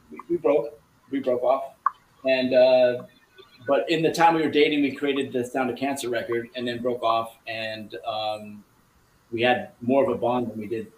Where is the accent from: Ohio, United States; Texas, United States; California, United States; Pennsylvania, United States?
Ohio, United States; Akron; moved away; I'm originally from Ohio, so I was born in outside of Akron. I was actually born in Akron